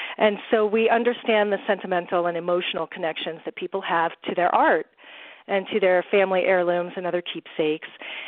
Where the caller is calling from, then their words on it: Colorado, United States; We are calling from sunny Colorado.